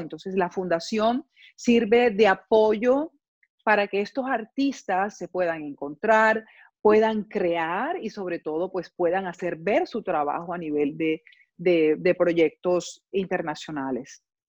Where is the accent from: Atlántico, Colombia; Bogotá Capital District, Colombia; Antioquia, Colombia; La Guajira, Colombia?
Atlántico, Colombia; Barranquilla; moved away as an adult; now in Cologne, Germany; soy de Colombia, de la ciudad de Barranquilla